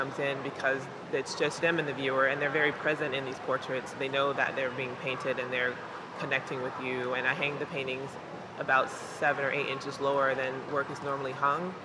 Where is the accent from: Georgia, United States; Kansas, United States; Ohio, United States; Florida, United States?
Georgia, United States; Columbus; I grew up in Columbus, Georgia, daughter of Geraldine and Amos